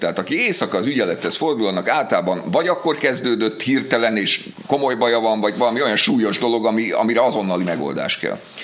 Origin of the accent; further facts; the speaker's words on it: Budapest, Hungary; az én gyerekkoromban, ugye én Budapesten laktam